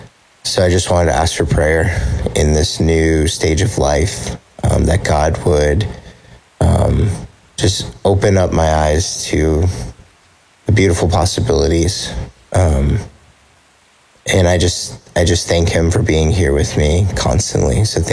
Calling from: South Carolina, United States; I'm from South Carolina

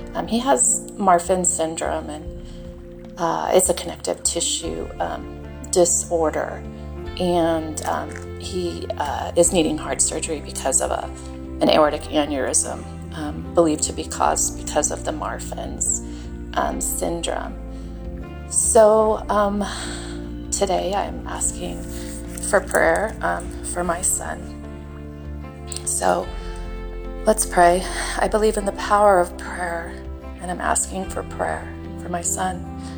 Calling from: Utah, United States; I'm calling from Utah.

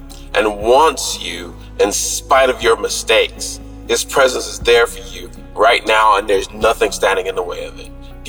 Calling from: Florida, United States; out in Florida.

